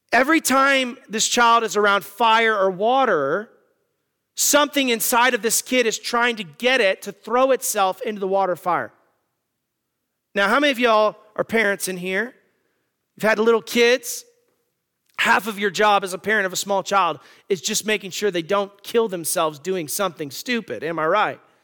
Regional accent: Arizona, United States; moved away; I'm from Arizona

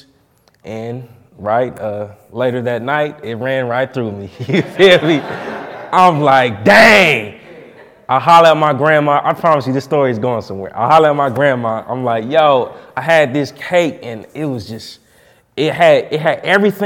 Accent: Indianapolis, Indiana, United States; I'm from Indianapolis, you know what I'm saying, born and raised

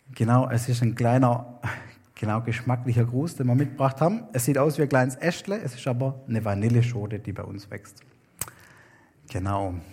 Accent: Germany; moved away as an adult; now in Wewak, Papua New Guinea; wir als Deutsche

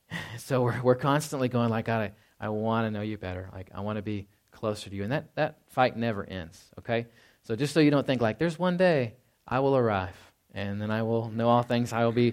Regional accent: Dallas-Fort Worth, Texas, United States; I know I came from Dallas-Fort Worth, and it's just like always going like, you know, all hours of the day.

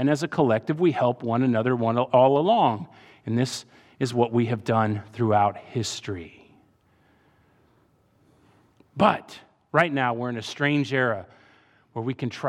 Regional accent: Virginia, United States; also born or lived in Saudi Arabia / Iran; I grew up in Saudi and then Iran and then Northern Virginia.

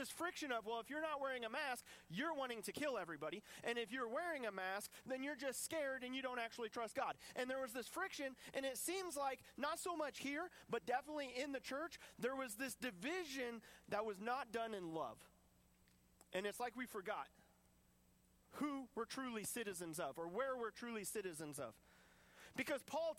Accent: United States; I want to hold so tight to my American freedoms

